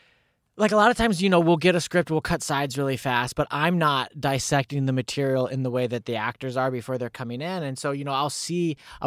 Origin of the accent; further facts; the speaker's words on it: Lincoln, Illinois, United States; born there; Well, February 16th, 1987 at 7:07 in the morning, I was born in Lincoln, Illinois.